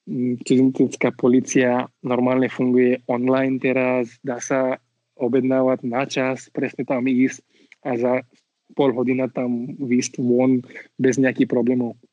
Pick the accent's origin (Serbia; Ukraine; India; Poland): India; Slovak is a second language; moved away as an adult; also born or lived in Switzerland / London, England; now in Slovakia; ja milujem svoju krajinu, ja som rodený in, tam som vyrastal a milujem svoju krajinu a tak. A zároveň Slovensko no, som si vybral ako moja krajina, moje domov.